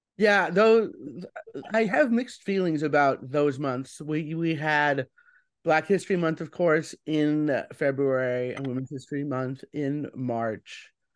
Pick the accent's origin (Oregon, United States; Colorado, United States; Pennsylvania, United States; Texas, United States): Colorado, United States; now in New York, United States; I'm not a native New Yorker. I'm originally from Colorado